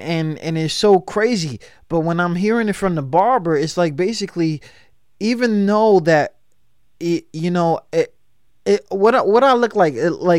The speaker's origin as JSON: {"language": "English", "town": "Chicago", "region": "Illinois", "country": "United States", "said": "Everybody's from The Go. I'm from The Go, all right?"}